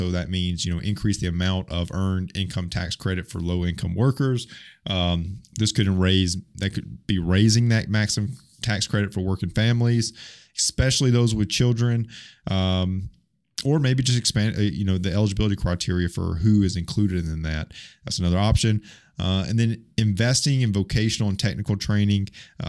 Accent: Alabama, United States; I say McDonald's, okay? I'm from Alabama.

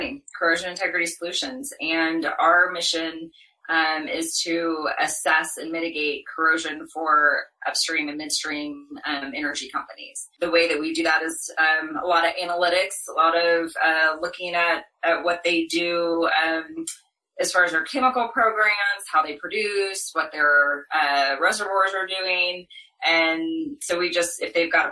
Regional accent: Ponca City, Oklahoma, United States; moved away as an adult; also born or lived in Texas; I was born and raised in Ponca City, Oklahoma, which is an oil town.

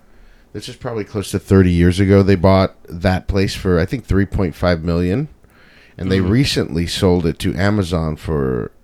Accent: West Covina, California, United States; I grew up in West Covina

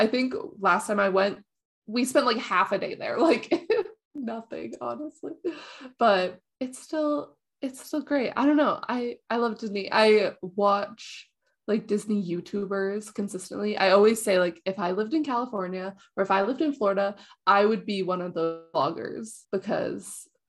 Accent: Canada; It's really easy to get for me as a Canadian to get.

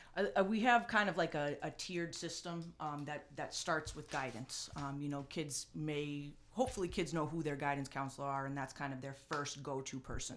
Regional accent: North Andover, Massachusetts, United States; the community that, uh, I grew up in and, and had a chance to, um, give back to the town that gave so much to me

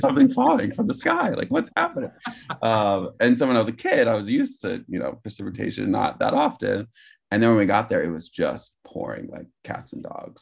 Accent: Gilroy, California, United States; moved away; also born or lived in Morgan Hill, California; I was born in Gilroy, California

